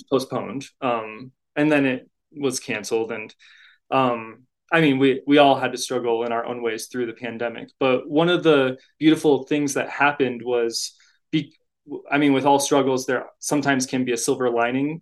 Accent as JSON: {"language": "English", "town": "Boulder", "region": "Colorado", "country": "United States", "lives_now": "Denver, United States", "said": "I'm from Boulder"}